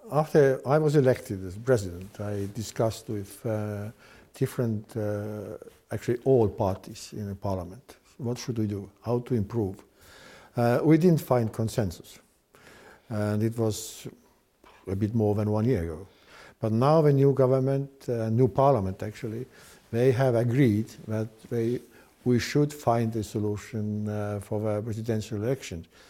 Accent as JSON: {"language": "English", "town": "Tartu", "region": "Tartu County", "country": "Estonia", "said": "I'm from Tartu"}